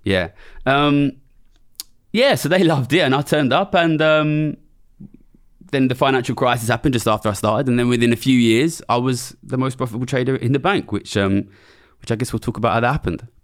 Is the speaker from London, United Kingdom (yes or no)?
yes; London, United Kingdom; I'm from Ilford, which is a small suburb of East London.